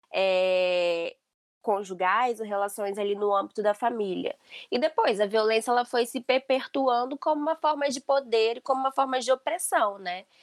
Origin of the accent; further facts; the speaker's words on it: Brazil; now in Portugal; nós todas somos brasileiras